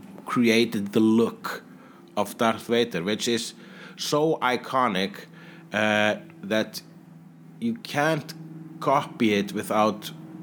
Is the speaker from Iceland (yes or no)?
yes; Iceland; I'm Icelandic.